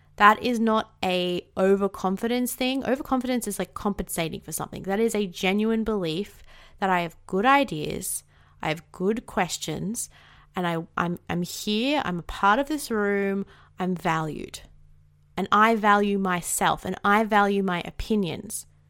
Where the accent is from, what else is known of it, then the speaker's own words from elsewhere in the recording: Australia; accent: Australian; 'cause I am Australian